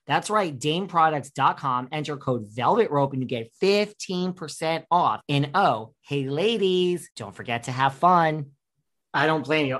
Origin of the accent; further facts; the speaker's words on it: New York, United States; I'm from New York